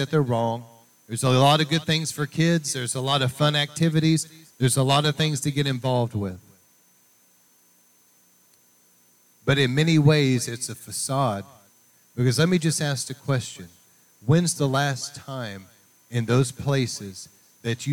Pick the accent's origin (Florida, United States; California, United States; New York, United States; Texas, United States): Texas, United States; East; out in more East Texas area growing up in Pentecostal churches